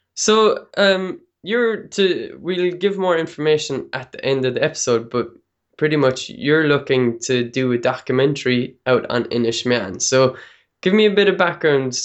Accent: Ennis, Munster, Ireland; moved away; also born or lived in Limerick; Ennis, where I grew up

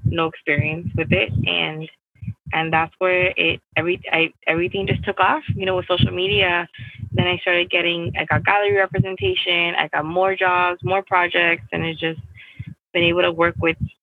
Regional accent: Miami, Florida, United States; also born or lived in Peru; I grew up in Miami. I was born in Peru, but I grew up here

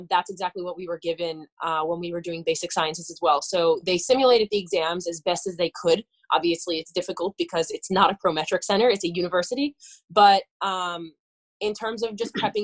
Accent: Northeastern Pennsylvania, United States; moved away; also born or lived in Philadelphia; I'm originally from Northeastern Pennsylvania

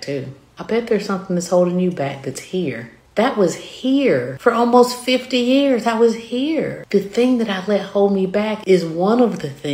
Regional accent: the South, United States; accent: southern; My southern accent

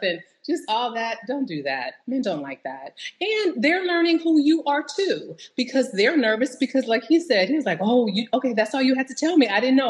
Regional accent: Bay Area, Silicon Valley, California, United States; I am from the Bay Area, so Silicon Valley

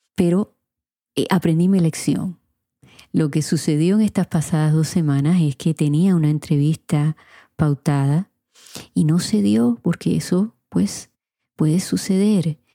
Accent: Puerto Rico; moved away as an adult; now in Florida, United States; en mi país Puerto Rico

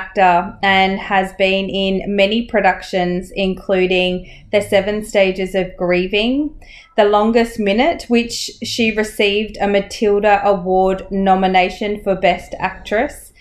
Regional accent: Australia; Growing up in Australia

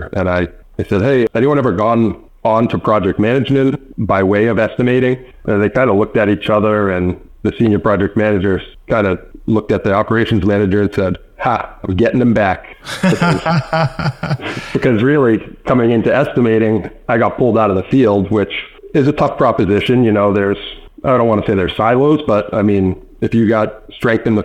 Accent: Wrentham, Massachusetts, United States; I grew up in Wrentham, Mass, which is right next to Plainville

